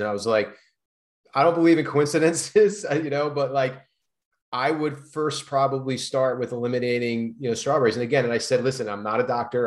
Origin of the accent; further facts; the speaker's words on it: East Coast, United States; now in California, United States; I grew up on the East Coast